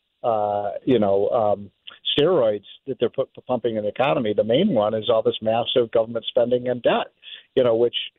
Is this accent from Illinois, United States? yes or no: yes; Chicago, Illinois, United States; I'm from Chicago